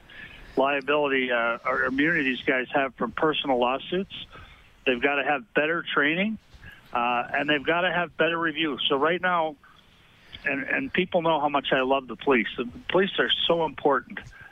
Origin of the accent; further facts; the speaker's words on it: Minnesota, United States; also born or lived in Rhode Island; I was born in Rhode Island, but I grew up in Minnesota